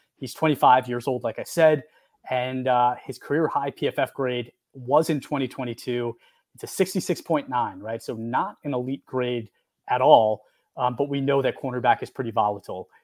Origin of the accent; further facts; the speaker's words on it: New York, United States; we're from New York